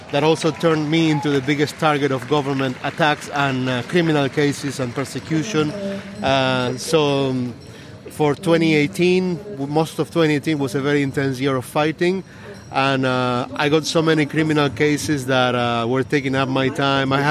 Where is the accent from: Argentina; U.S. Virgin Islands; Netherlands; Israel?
Argentina; English is a second language; moved away as an adult; also born or lived in Silicon Valley, United States; I'm from Argentina, but I was living in the U.S. working in the Silicon Valley for ten years, and I came back to my country